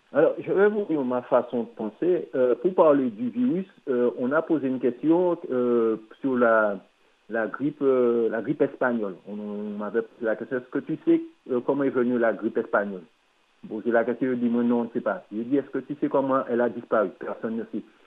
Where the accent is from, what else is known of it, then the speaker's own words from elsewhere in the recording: Martinique; je suis Martiniquais